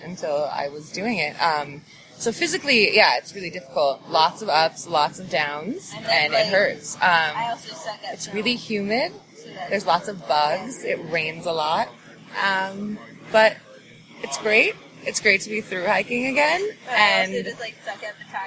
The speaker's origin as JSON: {"language": "English", "town": "San Francisco", "region": "California", "country": "United States", "tie": "born or raised there", "also_born_or_lived": "Berkeley, California / Portland, Oregon", "moved": "yes", "said": "Originally, I grew up in Berkeley and San Francisco, California, and was living in Portland, Oregon for many years since."}